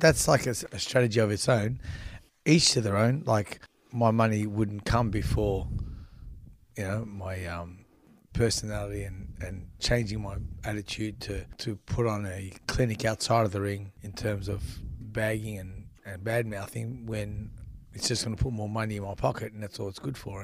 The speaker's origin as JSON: {"language": "English", "town": "Melbourne", "region": "Victoria", "country": "Australia", "tie": "born or raised there", "also_born_or_lived": "Brunswick / Frankston", "said": "we moved to Frankston from Brunswick"}